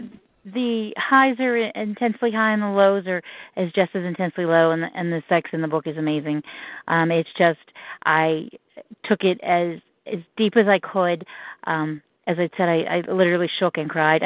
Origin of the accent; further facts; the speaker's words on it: Johnstown, Pennsylvania, United States; my hometown of Johnstown, Pennsylvania.